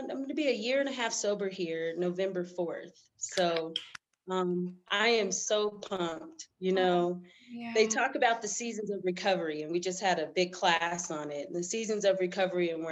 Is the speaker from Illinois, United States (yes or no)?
no; Denver, Colorado, United States; I'm from Denver, Colorado.